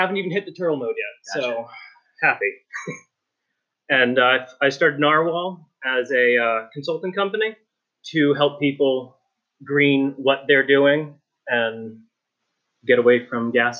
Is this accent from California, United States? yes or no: no; Pensacola, Florida, United States; So I'm from Pensacola, Florida.